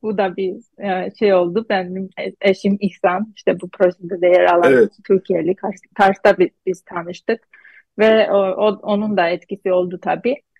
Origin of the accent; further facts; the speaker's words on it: Gyumri, Shirak, Armenia; Turkish is a second language; moved away as an adult; also born or lived in Istanbul, Turkey; now in Boston, United States; Gümrü'den Gümrü, Gümrülüyüm ben